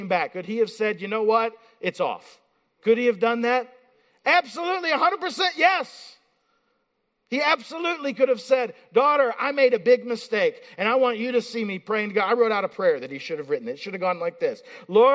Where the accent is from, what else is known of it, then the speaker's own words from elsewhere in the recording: Appalachia, Eastern Kentucky, United States; now in Pennsylvania, United States; I'm from Appalachia